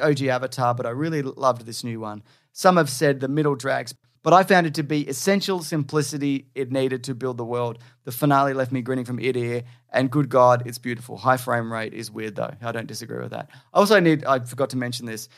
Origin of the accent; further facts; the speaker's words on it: Australia; I'm Australian